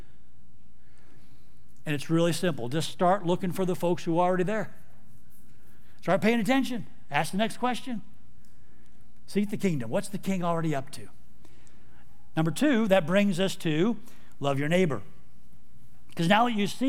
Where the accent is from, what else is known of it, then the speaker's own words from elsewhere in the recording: Houston, Texas, United States; moved away; I'm actually from Houston, Texas